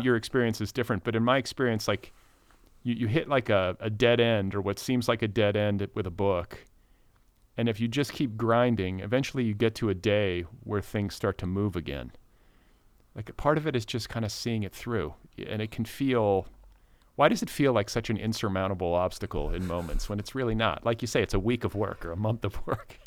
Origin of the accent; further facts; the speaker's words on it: United States; as an American